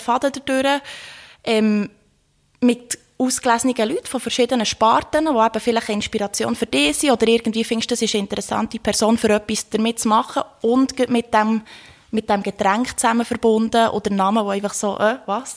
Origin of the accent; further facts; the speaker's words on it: Thun, Bern, Switzerland; ich bin aus Thun